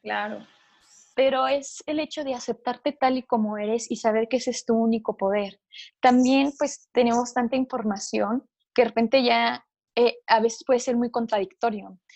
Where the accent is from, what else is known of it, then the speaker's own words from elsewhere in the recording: Chihuahua, Mexico; yo soy de Chihuahua